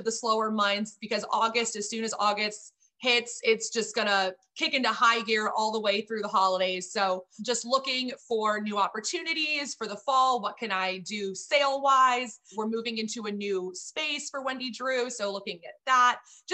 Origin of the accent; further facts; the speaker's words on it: Texas, United States; moved away as an adult; also born or lived in Miami / Flint, Michigan; I'm originally from Texas